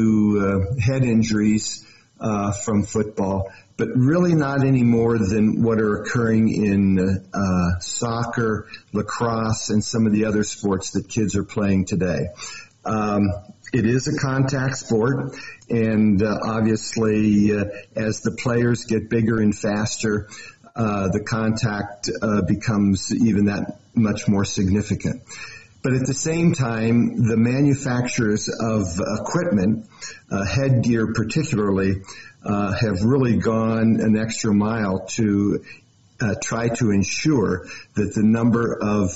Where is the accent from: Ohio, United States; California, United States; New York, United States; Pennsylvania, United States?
Ohio, United States; Cincinnati; also born or lived in Texas; now in Montana, United States; I am actually from Cincinnati.